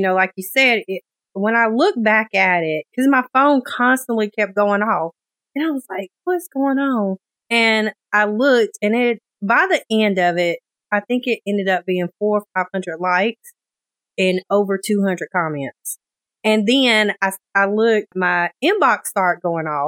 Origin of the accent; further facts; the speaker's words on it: Shelby, North Carolina, United States; moved away as an adult; now in Raleigh, United States; I was born and raised in a small town called Shelby